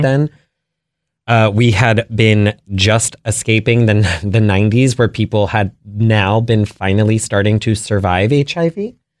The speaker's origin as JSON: {"language": "English", "town": "Potomac", "region": "Maryland", "country": "United States", "tie": "born or raised there", "said": "grew up in Potomac, Maryland"}